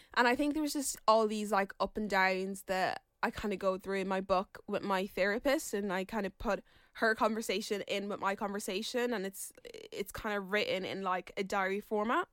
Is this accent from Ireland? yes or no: yes; Ireland; my mom and dad came from Nigeria and moved to Ireland